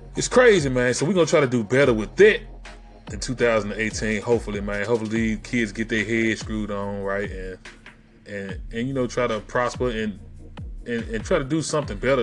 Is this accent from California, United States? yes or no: no; Memphis, Tennessee, United States; That's why I talk the way I talk. I am from Memphis, Memphis, Tennessee.